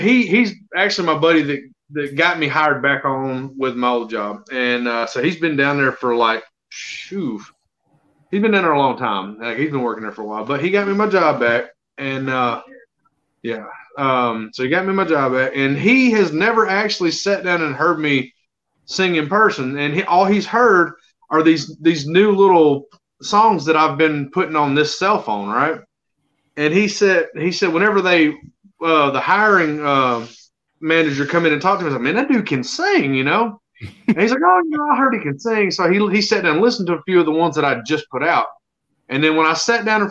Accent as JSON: {"language": "English", "region": "Alabama", "country": "United States", "tie": "born or raised there", "said": "I'm born and raised in Alabama."}